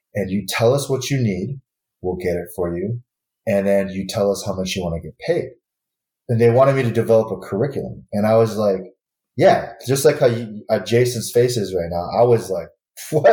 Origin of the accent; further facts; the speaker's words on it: Michigan, United States; moved away; I, am born and raised in Michigan